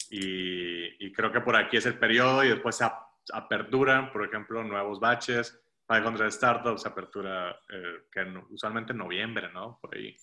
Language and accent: Spanish; Ciudad Mante, Tamaulipas, Mexico; moved away as an adult; now in Monterrey, Mexico; en, Mante, que es de donde yo soy, nunca se hace, como que no se celebraba Halloween